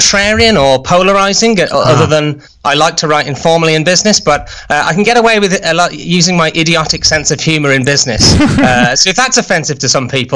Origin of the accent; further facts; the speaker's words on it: United Kingdom; as a Brit